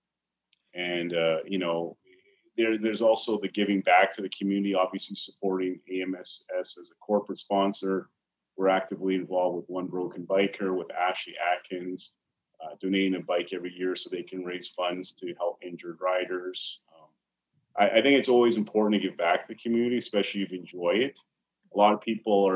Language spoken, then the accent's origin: English; Alberta, Canada; as a young boy growing up in Alberta